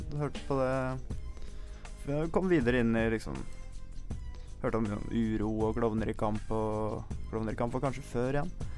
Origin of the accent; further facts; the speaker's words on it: Sørumsand, Akershus, Norway; Men jeg kom jo fra Sørumsand òg